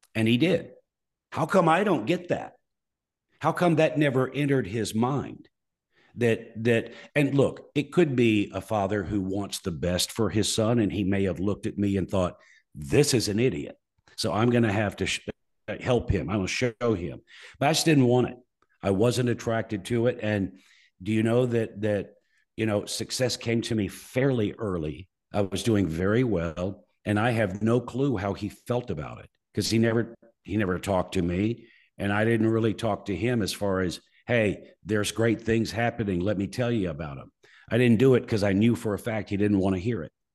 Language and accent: English; Muscle Shoals, Alabama, United States; My hometown, Muscle Shoals, Alabama